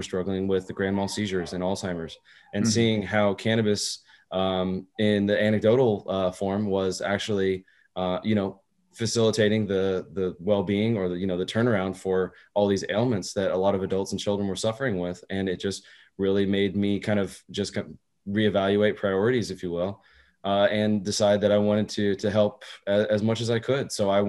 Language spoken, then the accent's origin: English; Texas, United States; also born or lived in Germany; I was born in Germany, spent a lot of my time traveling as a kid, finally ended up in Texas, did all grade school through there, finished graduated high school